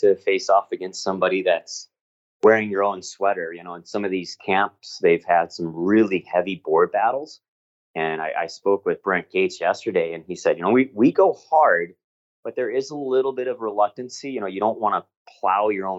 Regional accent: St. Louis, Missouri, United States; also born or lived in Utica, New York / Springfield, Massachusetts; now in San Diego, United States; I grew up in St. Louis, Missouri.

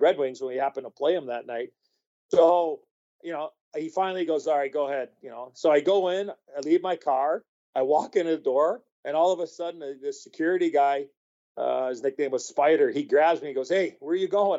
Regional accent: Chicago, Illinois, United States; I grew up in Chicago

